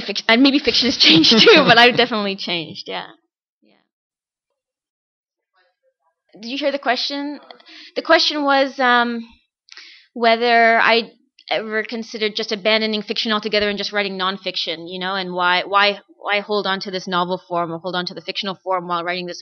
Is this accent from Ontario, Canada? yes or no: yes; Toronto, Ontario, Canada; I've lived in Toronto all my life